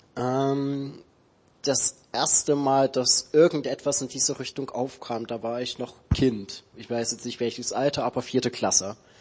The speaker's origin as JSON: {"language": "German", "town": "Dresden", "region": "Saxony", "country": "Germany", "moved": "yes", "said": "ich komme aus Dresden ursprünglich, also in Sachsen"}